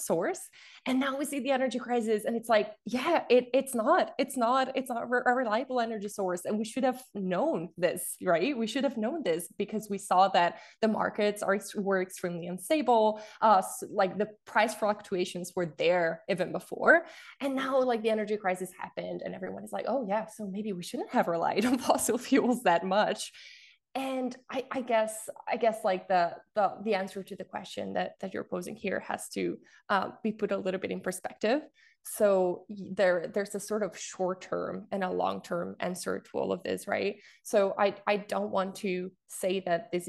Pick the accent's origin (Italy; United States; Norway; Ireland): Italy; now in Vancouver, Canada; I'm from Europe, specifically from Italy.